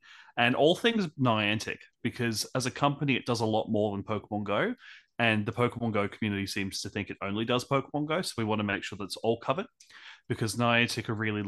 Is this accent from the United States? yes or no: no; Brisbane, Queensland, Australia; I'm from Brisbane, Australia.